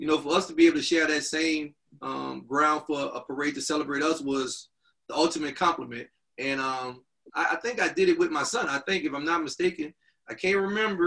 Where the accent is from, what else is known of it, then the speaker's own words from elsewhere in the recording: Louisiana, United States; moved away; I'm from Louisiana. I played volleyball in Louisiana